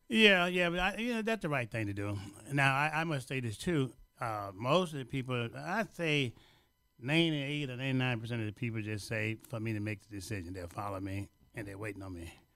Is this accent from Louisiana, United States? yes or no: yes; Louisiana, United States; now in Chicago, United States; I'm from Louisiana and from the seventh grade education